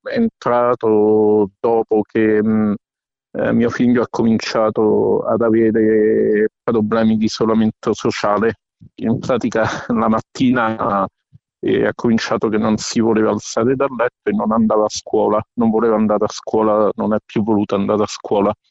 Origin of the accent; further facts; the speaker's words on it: Rome, Lazio, Italy; mh, mm, sono di Roma, eh, sono anche il eh, coordinatore regionale Lazio